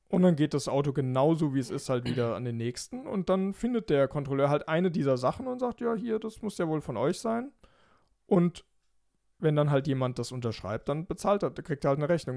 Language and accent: German; Germany; als Deutscher